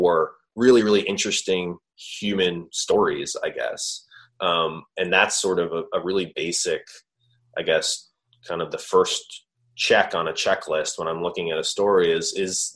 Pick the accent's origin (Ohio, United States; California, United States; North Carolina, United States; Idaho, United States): Ohio, United States; Cleveland; I'm from Cleveland